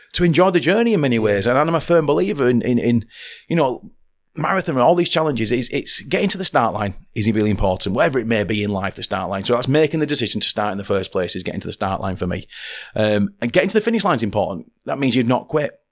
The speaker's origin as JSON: {"language": "English", "town": "Oldham", "region": "North West England", "country": "United Kingdom", "tie": "born or raised there", "said": "as a child growing up in Oldham"}